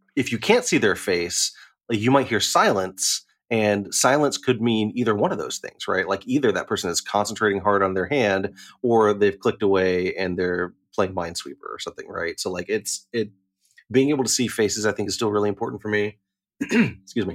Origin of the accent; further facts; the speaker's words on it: Chattanooga, Tennessee, United States; moved away; also born or lived in Knoxville, Tennessee; I'm from Chattanooga